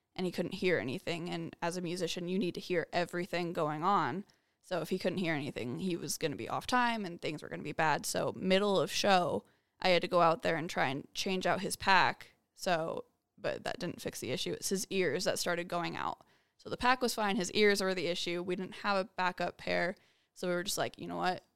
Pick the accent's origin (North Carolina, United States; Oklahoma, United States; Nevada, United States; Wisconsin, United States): Nevada, United States; Las Vegas; born and raised in Vegas